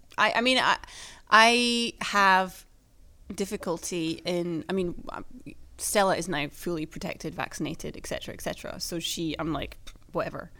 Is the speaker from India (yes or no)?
no; United Kingdom; now in Sweden; my own country